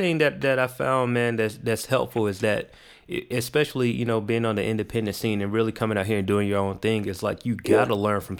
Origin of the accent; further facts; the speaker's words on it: the South, United States; I'm from the South, definitely. Right? I'm from the South.